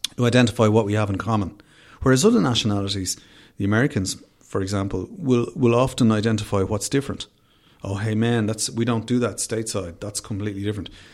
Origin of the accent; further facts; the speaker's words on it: Dublin, Leinster, Ireland; I'm from Finglas originally, I grew up in Finglas.